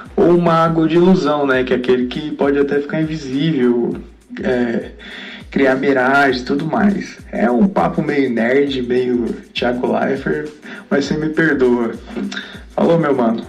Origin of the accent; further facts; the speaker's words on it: Belo Horizonte, Minas Gerais, Brazil; sou de Belo Horizonte